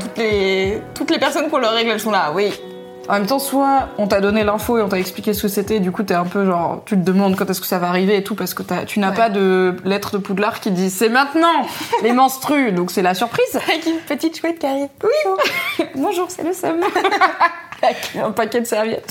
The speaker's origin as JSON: {"language": "French", "town": "Valence", "region": "Auvergne-Rhône-Alpes", "country": "France", "said": "J'étais obligée d'aller au Carrefour en, bas de chez moi à Valence dans la Drôme"}